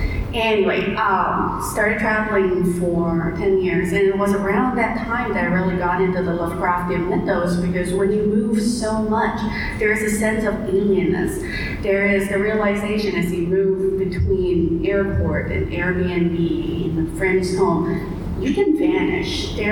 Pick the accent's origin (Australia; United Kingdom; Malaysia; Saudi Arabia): Malaysia; moved away as an adult; So I grew up in Malaysia, stayed there, lived there until I was about 25 or so, and ended up nomadic for 10 years, bouncing between countries every 3 months, couch surfing.